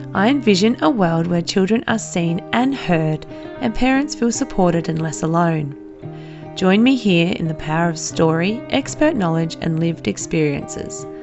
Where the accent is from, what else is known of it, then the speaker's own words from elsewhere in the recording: Renmark, South Australia, Australia; now in Adelaide, Australia; I grew up in Renmark, which is a small country town three hours outside of Adelaide in South Australia.